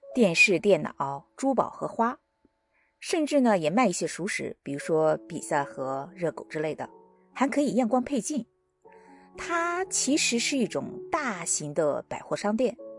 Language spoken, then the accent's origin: Chinese; China; now in United States; 在中国，至少在我老家哈